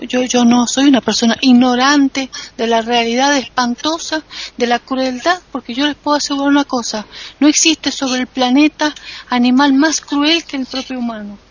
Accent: Argentina; en mi país

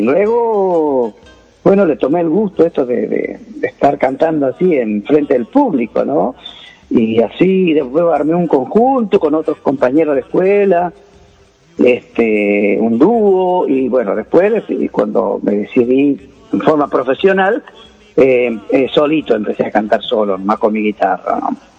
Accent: Joaquín V. González, Salta, Argentina; moved away; also born or lived in Buenos Aires / Manacor; se llama Joaquín B. González, mi pueblo, donde yo he nacido, allá en la provincia de Salta

